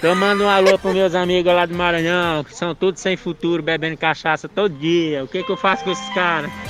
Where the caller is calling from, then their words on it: Sacramento, California, United States; Sacramento, Califórnia.